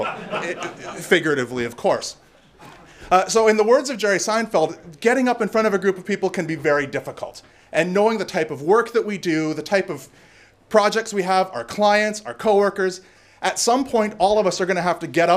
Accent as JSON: {"language": "English", "country": "Canada", "said": "I'm Canadian"}